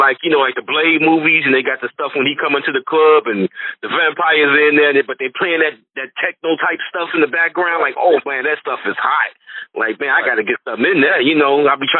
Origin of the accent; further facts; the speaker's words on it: Chicago, Illinois, United States; So I'm from Chicago.